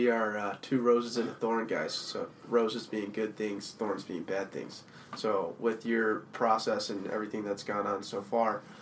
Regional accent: Colorado, United States; I'm from Colorado.

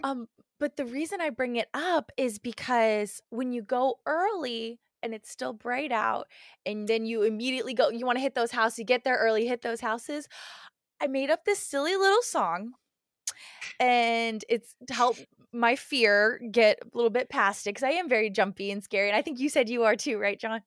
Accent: United States; we're obviously American

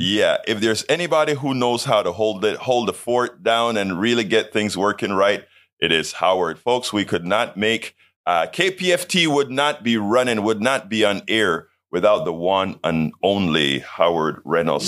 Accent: Panama; moved away; also born or lived in Brenham, Texas; I'm from Panama

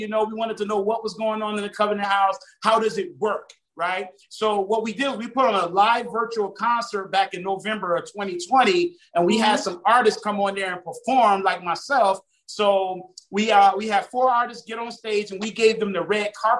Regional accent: Savannah, Georgia, United States; also born or lived in Harlem, New York / Miami, Florida; now in Fort Lauderdale, United States; I was born in Harlem, but I was raised in Savannah. But I now, you know, reside in Broward County, which is Fort Lauderdale, Florida

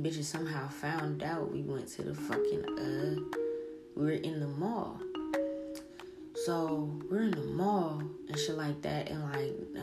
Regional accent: New Orleans, Louisiana, United States; moved away; I'm from New Orleans.

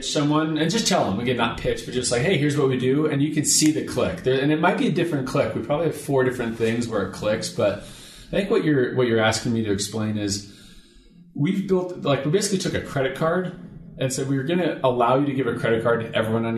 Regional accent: Seattle, Washington, United States; moved away as an adult; now in Salt Lake City, United States; I'm from Seattle. Moved to Salt Lake about 3.5 years ago

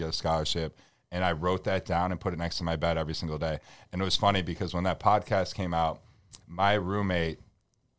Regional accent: Buffalo, New York, United States; moved away as an adult; also born or lived in Columbus; now in Boston, United States; We're from Buffalo, New York

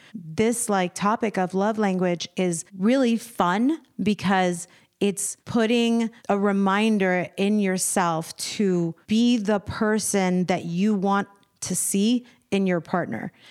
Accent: Arlington, Virginia, United States; also born or lived in Washington, D.C.; now in Los Angeles, United States; I'm from Virginia, Washington, D C

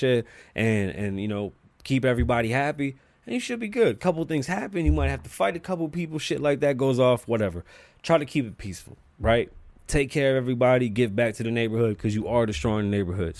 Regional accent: United States; as an American

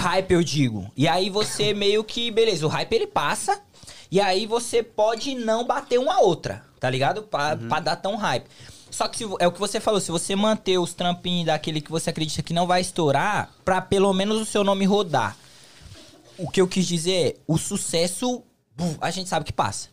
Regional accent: São Paulo, Brazil; now in United States; em São Paulo, eu sou de São Paulo

